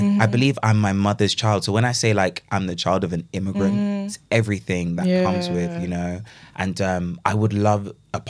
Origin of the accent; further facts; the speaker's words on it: London, United Kingdom; I grew up in Camberwell. Like, I love the ends.